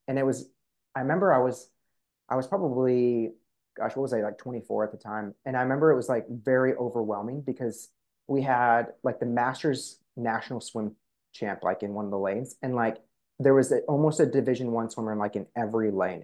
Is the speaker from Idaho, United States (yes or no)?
yes; Coeur d'Alene, Idaho, United States; where I grew up in Coeur d'Alene